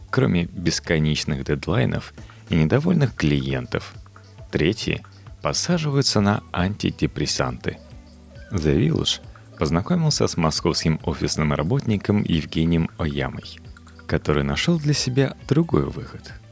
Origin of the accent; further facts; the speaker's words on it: Moscow, Russia; Мне 27 лет. Всю свою жизнь я прожил в Москве. Родился на Арбате, в доме со львами.